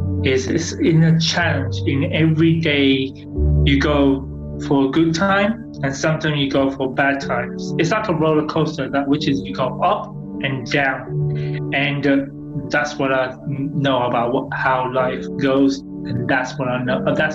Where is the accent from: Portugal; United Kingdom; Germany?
United Kingdom; England; now in Leicester, United Kingdom; I'm from England, based in a city called Leicester.